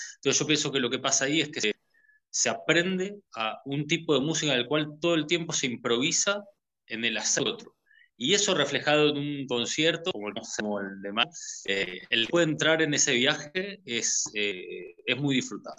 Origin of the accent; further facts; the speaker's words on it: Buenos Aires, Argentina; moved away as an adult; now in Mercedes, Uruguay; yo soy de Buenos Aires, vivo en Mercedes hace cinco años ya